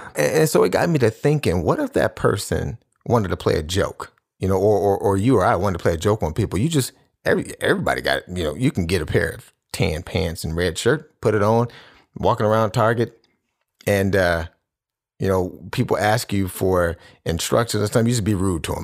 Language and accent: English; Cleveland, Ohio, United States; I'm from Cleveland, so I'm, I'm a Cleveland Cavaliers fan.